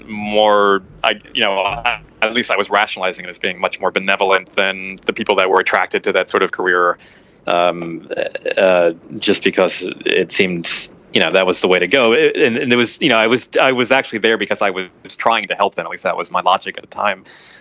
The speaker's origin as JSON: {"language": "English", "region": "Virginia", "country": "United States", "tie": "born or raised there", "also_born_or_lived": "Ohio", "said": "I bounced around. Virginia as a kid, Ohio. No, I didn't go to Florida until I was in college."}